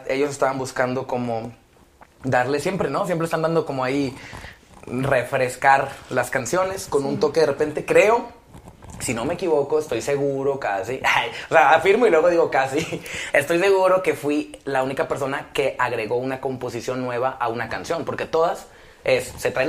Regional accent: Mexico; disculpen mi ignorancia, sé que soy mexicano

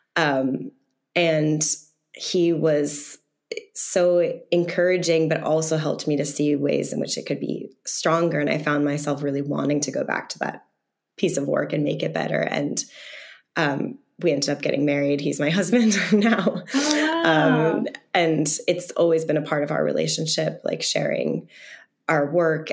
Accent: the Berkshires, Massachusetts, United States; I'm from the Berkshires, um, a very rural part of Massachusetts.

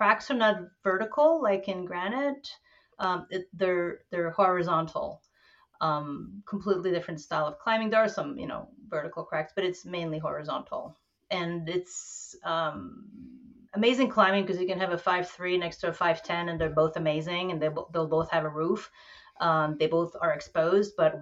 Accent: Montreal, Quebec, Canada; also born or lived in New York City; now in New Paltz, United States; I hail from French Quebec, born and raised in Montreal, moved to New York City, and then ended up in the Gunks in New Paltz

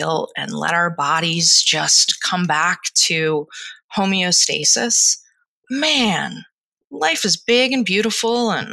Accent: Delaware County, Pennsylvania, United States; moved away; I'm from Delaware County, Pennsylvania, and I say water.

